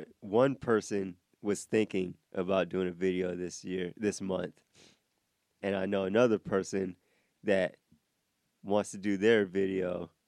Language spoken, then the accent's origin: English; Iowa, United States; now in Georgia, United States; I'm from Iowa